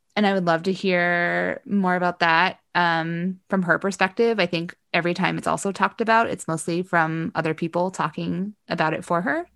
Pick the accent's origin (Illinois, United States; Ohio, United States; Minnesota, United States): Ohio, United States; I grew up in the Midwest. I grew up in Ohio, right next to Indiana